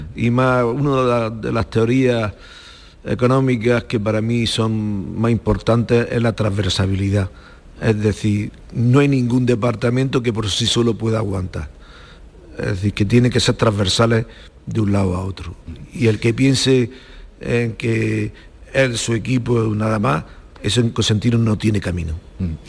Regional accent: Macael, Andalusia, Spain; sigo viviendo en Macaé y estoy muy a gusto en Macaé, que es donde nací.

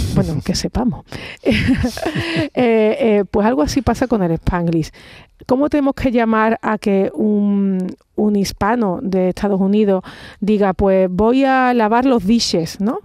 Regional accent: Andalusia, Spain; como andaluza, me siento muy orgullosa

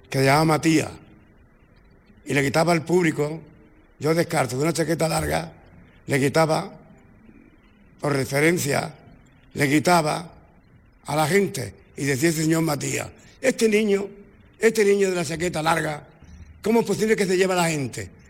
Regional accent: Málaga, Andalusia, Spain; now in Torremolinos, Spain; mi Málaga querida

